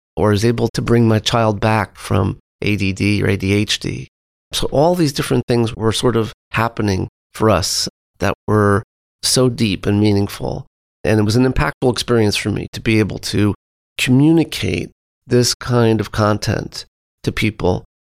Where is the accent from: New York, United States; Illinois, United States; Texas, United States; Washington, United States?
New York, United States; New York City; moved away as an adult; also born or lived in Marin County, California; growing up on Long Island and New York City and Manhattan